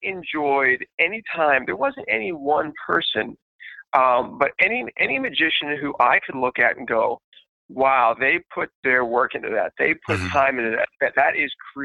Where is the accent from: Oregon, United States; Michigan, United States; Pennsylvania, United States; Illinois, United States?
Pennsylvania, United States; Pittsburgh; I was born and raised in Pittsburgh